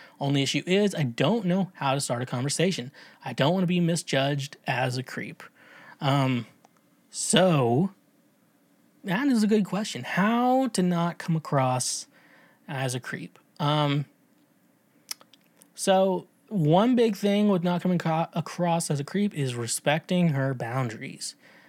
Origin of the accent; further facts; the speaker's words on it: Tennessee, United States; I'm from Tennessee, y'all. Yeah, y'all.